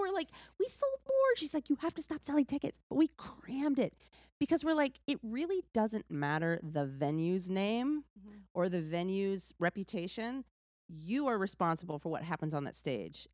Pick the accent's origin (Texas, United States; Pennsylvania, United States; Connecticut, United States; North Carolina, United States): Texas, United States; accent: southern; moved away; also born or lived in New York; I was from Texas